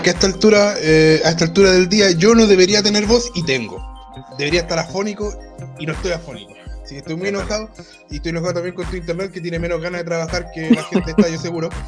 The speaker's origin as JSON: {"language": "Spanish", "town": "Santiago", "region": "Santiago Metropolitan Region", "country": "Chile", "tie": "born or raised there", "said": "soy el único que nació en Santiago."}